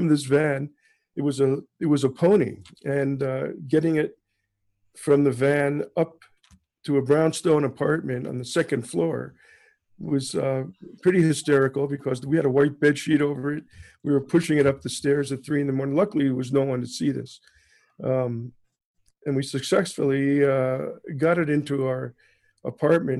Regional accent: New York City, New York, United States; moved away as an adult; now in Toronto, Canada; I am American born in New York City, and sort of transplanted myself in Canada in 1974.

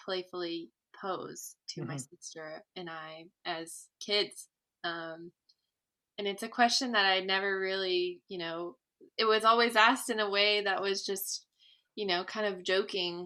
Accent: Batavia, Ohio, United States; also born or lived in Columbus, Ohio; So I grew up in Batavia, Ohio, which is in Claremont County, which is the furthest west Appalachian county in Ohio.

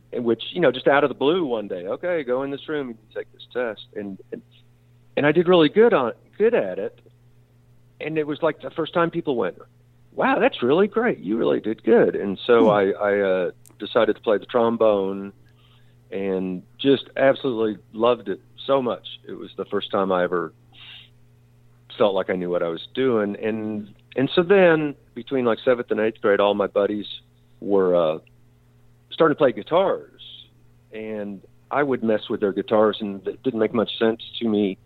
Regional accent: La Porte, Texas, United States; I grew up in Laporte, Texas, outside of Houston

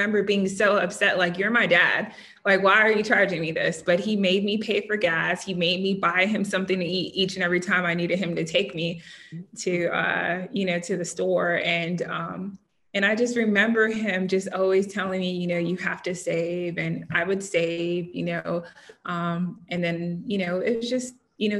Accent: Southern California, United States; I grew up in Southern California.

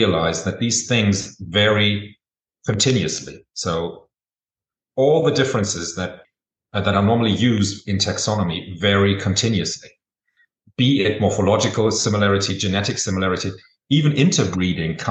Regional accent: Germany; I was born and raised in Germany

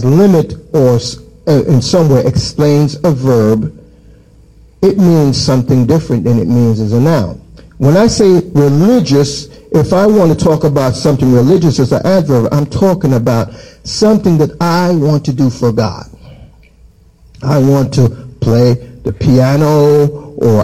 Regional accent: Jamaica; in my childhood, I grew up in Jamaica

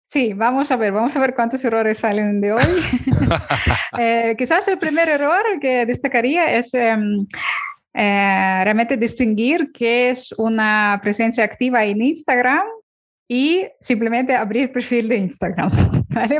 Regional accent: Ukraine; Spanish is a second language; now in Barcelona, Spain; cuando me mudé a España, yo soy de Ucrania.

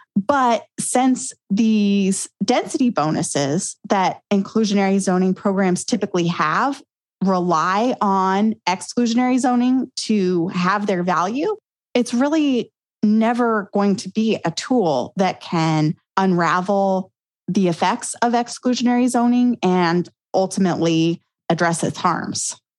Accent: Grand Junction, Colorado, United States; my hometown in Grand Junction, Colorado

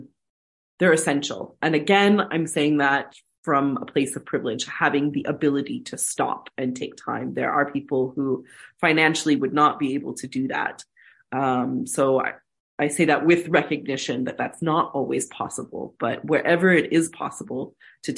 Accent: United States; moved away; I'm an American.

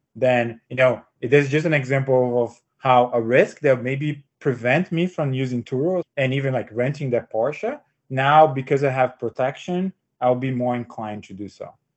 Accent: Brazil; moved away as an adult; also born or lived in São Paulo, Brazil; now in United States; I'm uh, born and raised in Brazil

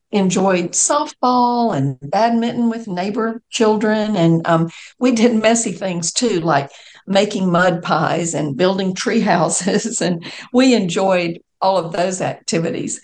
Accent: Macon, Georgia, United States; I grew up in Macon, Georgia

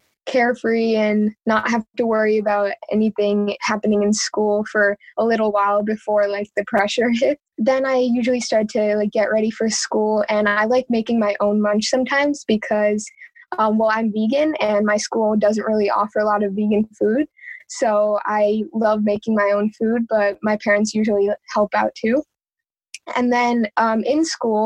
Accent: Metuchen, New Jersey, United States; also born or lived in India; I was born and raised here in Metuchen

